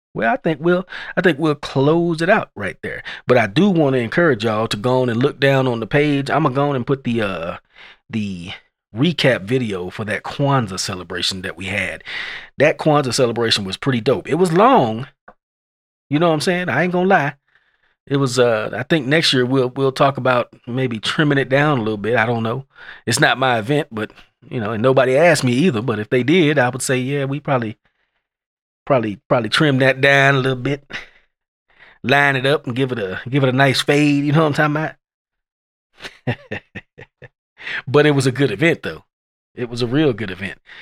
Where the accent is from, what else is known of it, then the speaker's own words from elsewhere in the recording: Lubbock, Texas, United States; I'm from Lubbock, and, uh, when I used to live here before I left for the military, back in the nineties